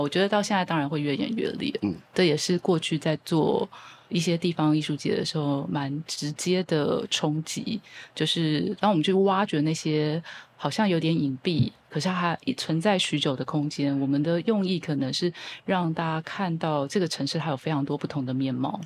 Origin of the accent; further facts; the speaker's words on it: Keelung, Taiwan; 我是基隆的女儿